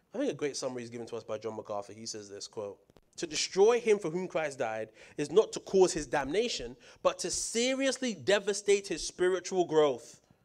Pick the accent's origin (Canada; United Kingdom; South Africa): United Kingdom; moved away; coming from the U K